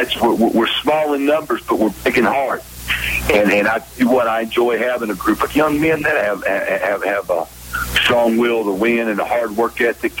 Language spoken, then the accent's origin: English; Statesboro, Georgia, United States; Well, Carl, I grew up in Statesboro, Georgia.